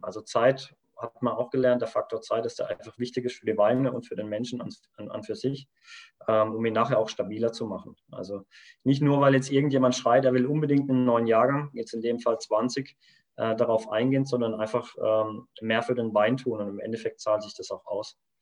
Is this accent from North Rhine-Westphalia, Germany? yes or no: no; Kaiserstuhl, Baden-Württemberg, Germany; wir kommen vom Kaiserstuhl, das heißt, wir sind ganz aus dem Süden, Südbaden